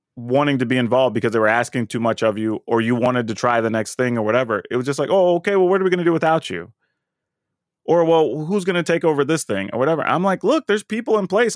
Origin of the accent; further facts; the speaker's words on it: Texas, United States; moved away; growing up in Texas